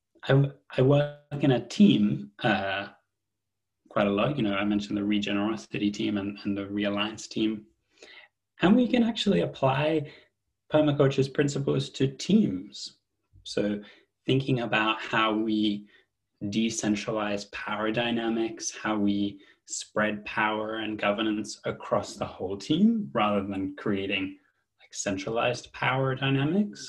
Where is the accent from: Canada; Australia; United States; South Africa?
Australia; moved away as an adult; now in United Kingdom; I'm from Australia originally, and so I moved to the UK. I'm based in the UK now, about 12 years ago.